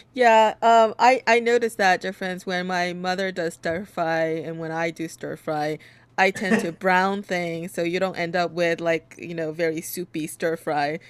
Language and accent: English; South Korea; now in New York, United States; I, I was born in Korea, uh, but in the U.S. I've only lived in New York